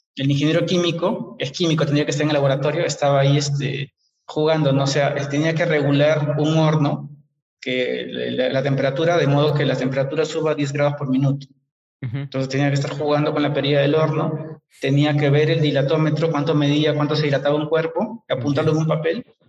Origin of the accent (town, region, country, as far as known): Peru; also born or lived in England